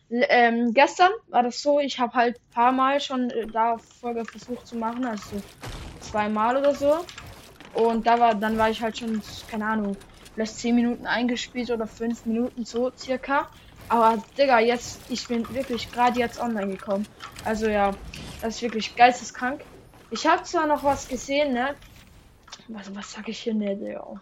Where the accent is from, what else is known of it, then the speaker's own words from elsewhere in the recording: Switzerland; German is a second language; das ist ja nicht meine Muttersprache, so ich bin ja Schweizer.